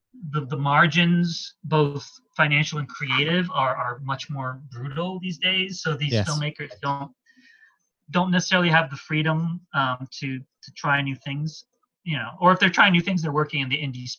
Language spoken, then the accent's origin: English; Washington, District of Columbia, United States; there's a comfort food quality to it because I grew up in Washington, D.C., so I love movies set in Washington, D.C.